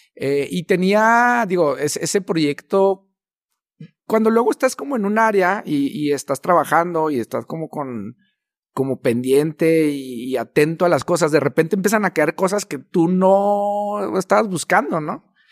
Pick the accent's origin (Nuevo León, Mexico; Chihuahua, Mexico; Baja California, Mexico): Chihuahua, Mexico; como norteños, como chihuahuenses